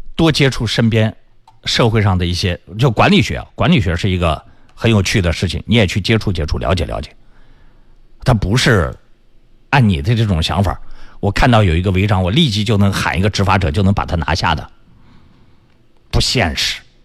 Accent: China; 这是我们中国人长期以往的这个心理习惯。

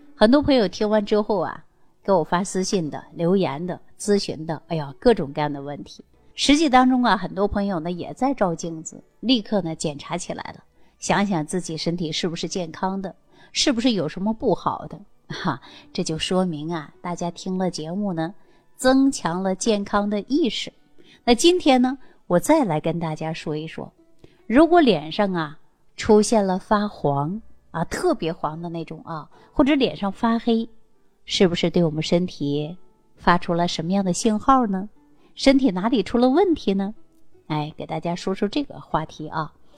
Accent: China; 我们中国人的皮肤呢，大部分呢都是有点偏黄

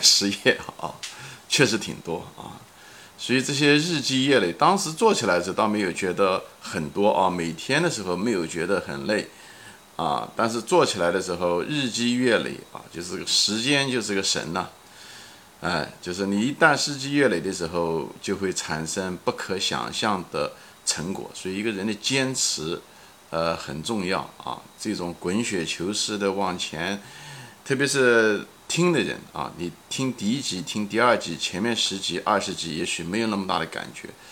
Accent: China; moved away as an adult; now in United States; 童年是在毛泽东时代， 毛时代， 生活很匮乏， 但是呢， 也很快乐地在童年中度过的， 啊，少年青年的时候呢，是在中国改革开放

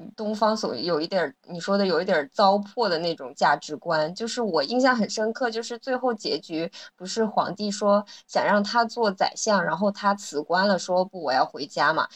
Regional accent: China; 对于我们中国人来说

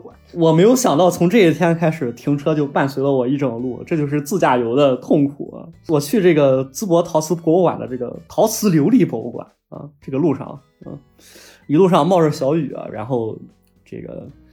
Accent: Shandong, China; 但是确实不是能很符合我们山东人的口味啊

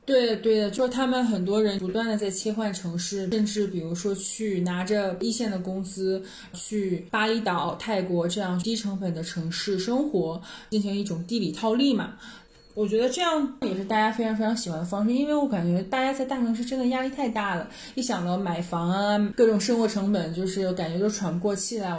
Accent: China; 我们中国人的

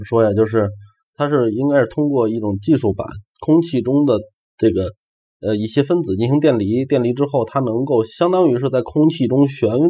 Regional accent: China; 呃而且我们中国人大多数人是唯心唯唯物的

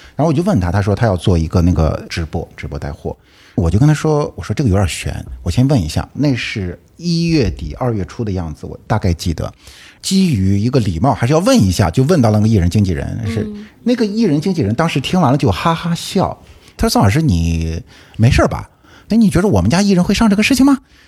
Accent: Shandong, China; also born or lived in Hunan / Beijing; now in Hangzhou, China; 我其实是出生在山东，但是我在湖南工作五年，然后后来又在北京工作了十几年， 其实是今年才来到杭州

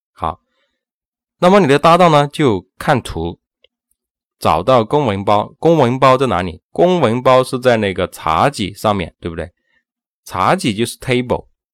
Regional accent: China; 我们中国人

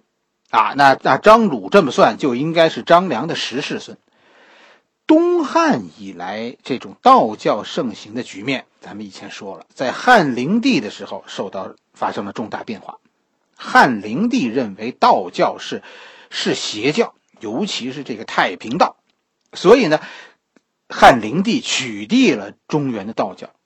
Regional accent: Beijing, China; 我小时候其实就住在白云观的边上，是吧？我是在后海边上长大的，然后呢，赶上所谓的呃落实政策那个时代，家就搬到了白云观的附近。

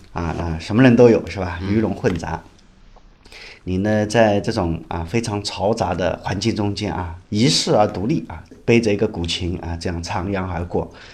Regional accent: Shanghai, China; moved away as an adult; now in Wuhan, China; 我是在武汉嘛，我大多数时间在武汉，但我其实是上海人，上海土生土长的上海人

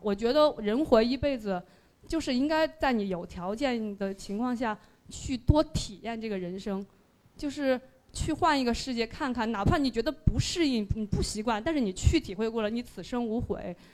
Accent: Sichuan, China; moved away as an adult; now in Beijing, China; 我是四川人，然后十八岁的时候考大学来北京，然后直到现在，今年是第二个十八年了，就是今年本命年。然后，对，然后在北京生了两个孩子，两个女儿

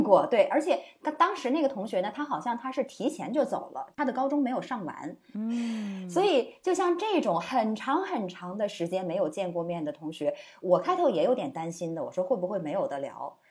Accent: Nanchang, Jiangxi, China; moved away as an adult; 我非常熟悉的那种乡音啊我们南昌人的大嗓门儿

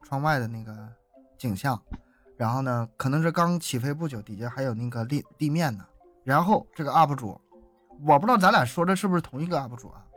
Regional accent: Harbin, Heilongjiang, China; 我是哈尔滨人，哈尔滨大了

